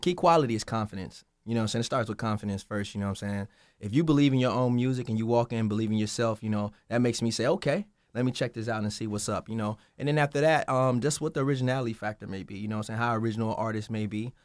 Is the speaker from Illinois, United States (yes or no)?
yes; Chicago, Illinois, United States; I'm from Chicago, so I was in Chicago, in the basement, trying to make it.